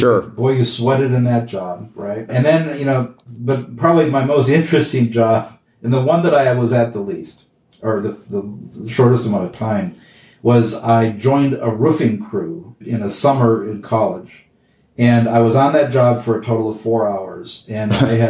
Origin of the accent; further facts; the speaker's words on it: Wisconsin, United States; moved away as an adult; also born or lived in Chicago; I grew up in Wisconsin